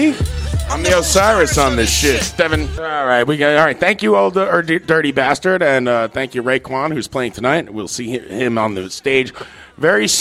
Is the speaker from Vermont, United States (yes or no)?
no; New York City, New York, United States; We're from Queens